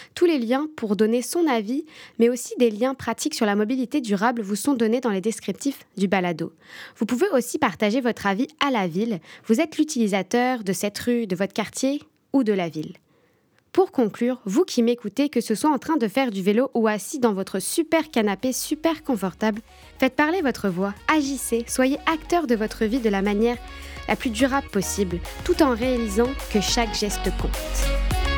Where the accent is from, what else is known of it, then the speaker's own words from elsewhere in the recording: France; moved away as an adult; now in Sherbrooke, Canada; je suis française. Quand je suis arrivée au Québec, plus particulièrement à Sherbrooke